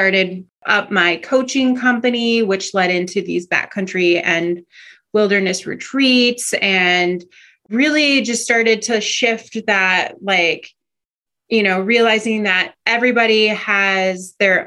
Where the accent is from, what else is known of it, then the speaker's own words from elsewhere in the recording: Minnesota, United States; moved away as an adult; now in Alaska, United States; growing up in Minnesota